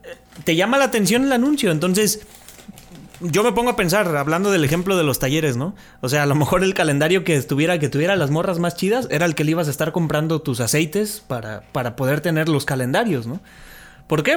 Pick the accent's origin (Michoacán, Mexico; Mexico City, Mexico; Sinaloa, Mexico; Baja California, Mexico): Mexico City, Mexico; now in Tepic, Mexico; mi infancia fue en Ciudad de México. Ya cuando yo llegué aquí a Tepic, ya fue diferente